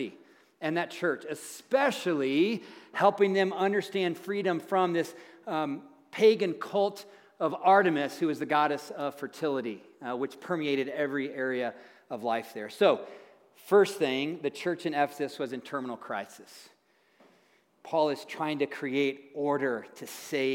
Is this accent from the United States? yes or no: yes; Tennessee, United States; moved away; I'm a farm boy from Tennessee where they say things like, all y'all